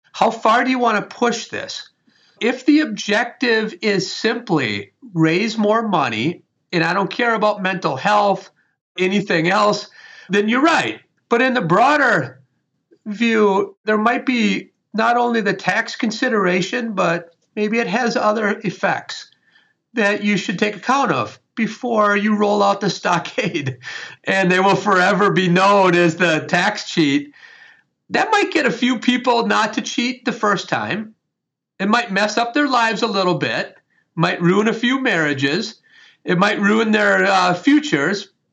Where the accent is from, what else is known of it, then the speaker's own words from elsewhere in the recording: Wisconsin, United States; I was raised in Wisconsin